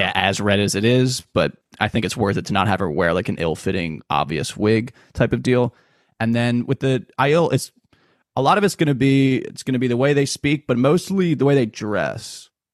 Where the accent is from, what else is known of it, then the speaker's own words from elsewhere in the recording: Philadelphia, Pennsylvania, United States; we're from Philadelphia, Pennsylvania